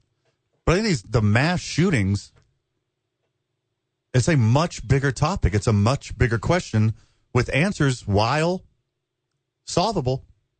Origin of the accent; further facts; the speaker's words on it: Houston, Texas, United States; I grew up in Houston as well. I'm very familiar with the Fifth Ward.